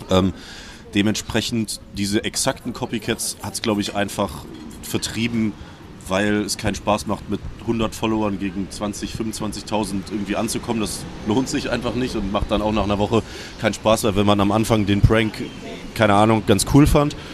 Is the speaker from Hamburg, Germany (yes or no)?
no; Cologne, North Rhine-Westphalia, Germany; ich bin in Köln aufgewachsen, jetzt also seit 2004 in Köln, bis 2016 dann in Köln gewohnt und habe in Wien studiert.